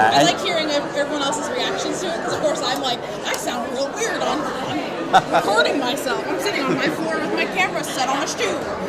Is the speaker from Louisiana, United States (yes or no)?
yes; Louisiana, United States; we're from Louisiana.